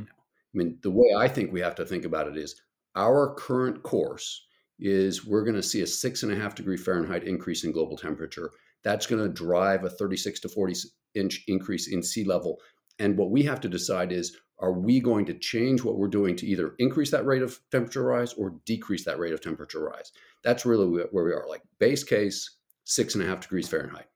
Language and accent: English; Albuquerque, New Mexico, United States; I grew up in Albuquerque, New Mexico